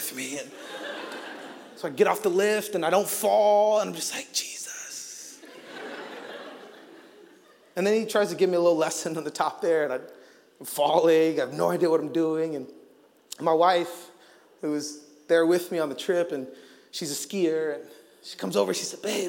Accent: Arizona, United States; I grew up in Arizona

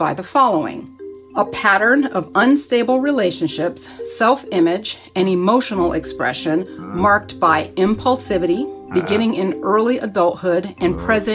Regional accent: Florida, United States; I grew up in Florida, which is a warm climate

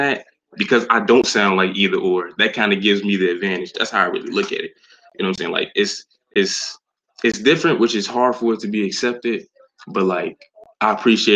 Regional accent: Chicago, Illinois, United States; from the South Side of Chicago. I was born here, born and raised since 1999

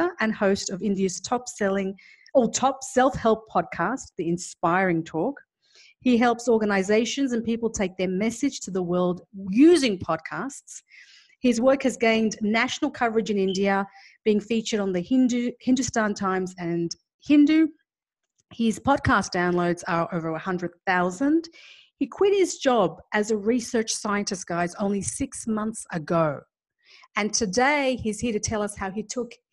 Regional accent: Afghanistan; I come from Afghanistan

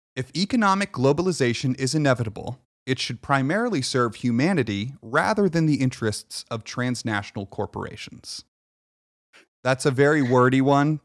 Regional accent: United States; I was born here

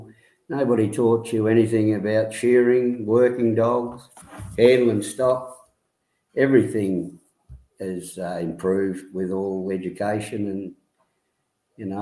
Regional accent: Broken Hill, New South Wales, Australia; I was born in Broken Hill

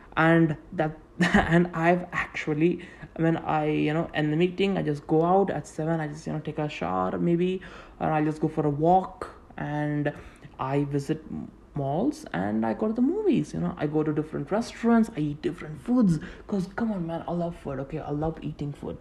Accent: Tamil Nadu, India; first language Tamil; English is a second language; I'm an Indian. I'm from South India, and uh, I mean like from Tamil Nadu.

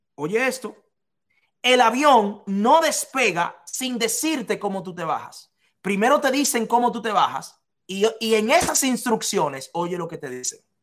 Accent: Dominican Republic; en un hotel de la República Dominicana que se llama Casa de Campo, yo trabajaba ahí, en Casa de Campo, en mi país, de donde soy

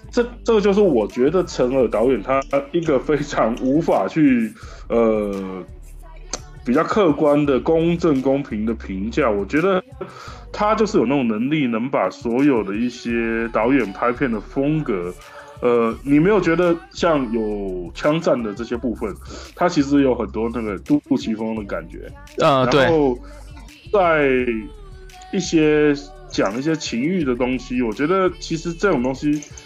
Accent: Taiwan; 我是来自台湾宝岛的

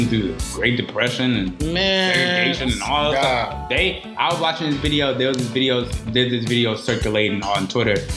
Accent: Alabama, United States; I'm from Alabama as well

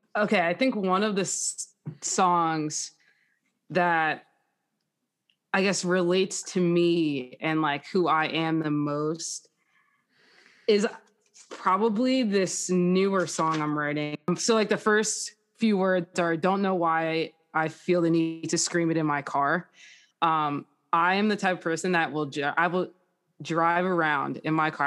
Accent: Jackson, New Jersey, United States; I am from Jackson, New Jersey, so that's, like, Six Flags.

